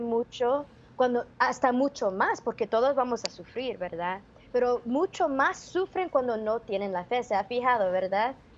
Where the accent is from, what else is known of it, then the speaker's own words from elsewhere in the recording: Los Angeles, California, United States; nacida y criada acá en California